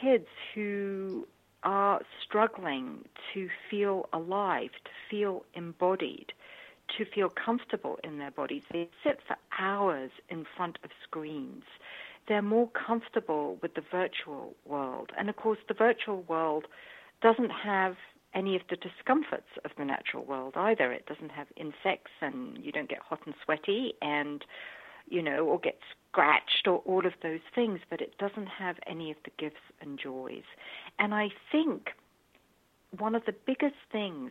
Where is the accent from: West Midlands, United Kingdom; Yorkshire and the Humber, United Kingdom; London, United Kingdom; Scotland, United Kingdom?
London, United Kingdom; I grew up in London, central London